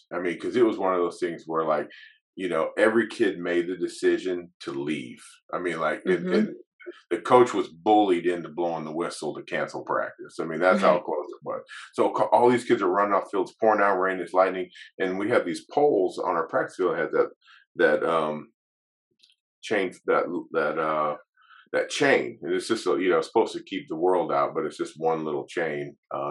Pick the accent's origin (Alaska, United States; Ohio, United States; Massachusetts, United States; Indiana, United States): Alaska, United States; also born or lived in Brooklyn, New York; I mean, I was born in Brooklyn, New York. I went to high school in Alaska, college in Colorado, coached in Texas, coached in Canada.